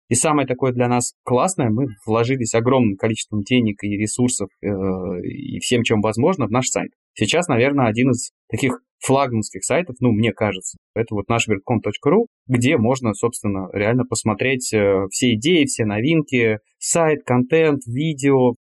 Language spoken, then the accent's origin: Russian; Klin, Moscow Oblast, Russia; Я из Подмосковья, из маленького города Клин